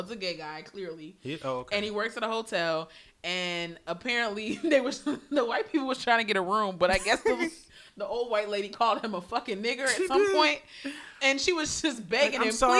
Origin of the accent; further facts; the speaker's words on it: New York City, New York, United States; moved away; I'm from Brooklyn.